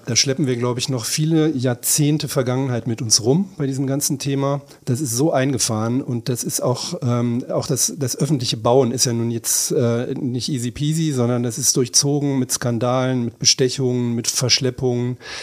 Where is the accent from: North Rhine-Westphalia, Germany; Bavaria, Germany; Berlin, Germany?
Berlin, Germany; Wir sind ja Berliner.